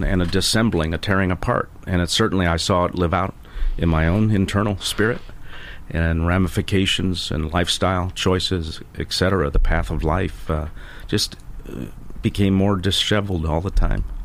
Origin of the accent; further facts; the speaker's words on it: Illinois, United States; now in Tampa area, United States; living in my home state of Illinois